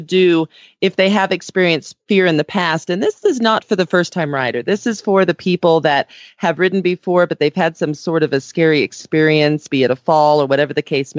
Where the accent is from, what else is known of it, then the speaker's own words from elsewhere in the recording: California, United States; when I grew up in California